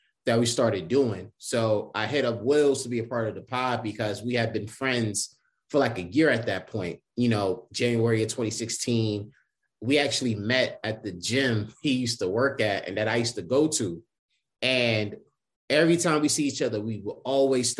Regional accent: Westchester County, New York, United States; also born or lived in Bronx, New York; I was born in the Bronx, but I lived in Westchester my entire life.

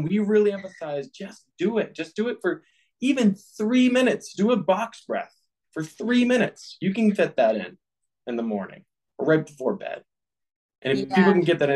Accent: Boston, Massachusetts, United States; I grew up in the Boston area playing hockey.

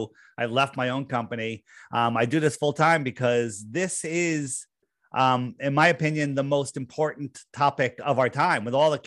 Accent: East Coast, United States; I grew up in the East Coast. I'm still here.

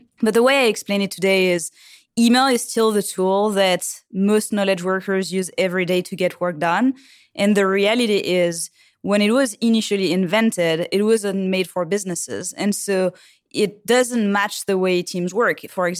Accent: Île-de-France, France; Well, so I grew up in France in the suburb of Paris.

